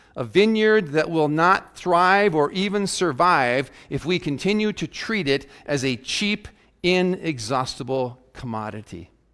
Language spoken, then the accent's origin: English; South Dakota, United States; as a youngster growing up in South Dakota